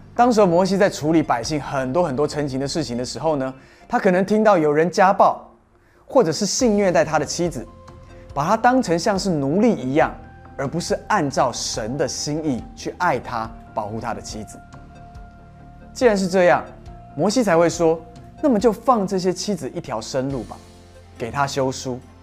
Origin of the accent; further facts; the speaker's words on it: Taiwan; moved away; 我回到台湾度假的时候，有一个看我长大的一位属灵阿姨